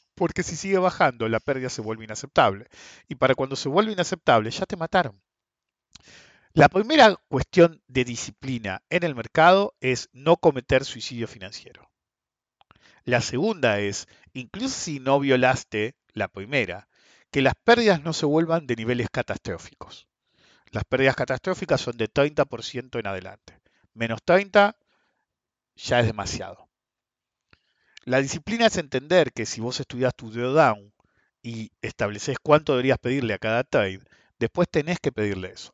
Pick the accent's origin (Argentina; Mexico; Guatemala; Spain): Argentina; somos Argentina